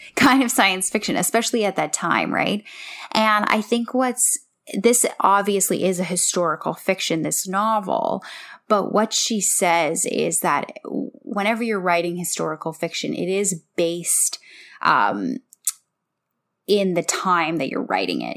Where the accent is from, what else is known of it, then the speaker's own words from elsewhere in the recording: Canada; we're all under the same umbrella of being Canadian